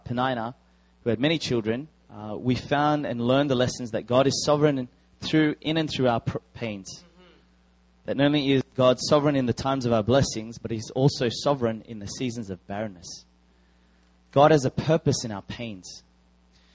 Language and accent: English; Australia; I am Korean Australian.